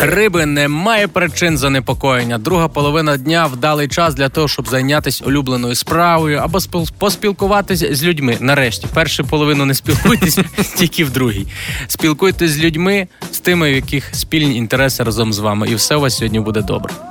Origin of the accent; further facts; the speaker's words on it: Galicia, Ukraine; я з Галичини